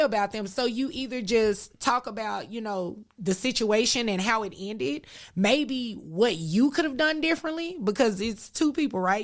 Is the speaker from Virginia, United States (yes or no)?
no; Dallas, Texas, United States; I'm born and raised in Dallas. There's a specific area in Dallas called Oak Cliff